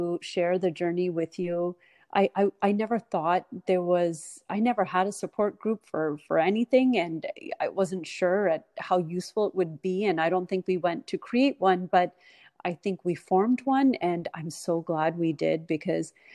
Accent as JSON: {"language": "English", "country": "Canada", "tie": "born or raised there", "moved": "as an adult", "lives_now": "United States", "said": "I grew up in Canada"}